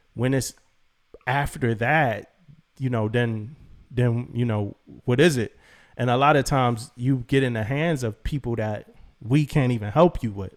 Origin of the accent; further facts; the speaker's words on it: Philadelphia, Pennsylvania, United States; moved away as an adult; I'm a kid from Philly who loved music and joined the Navy to be an electrician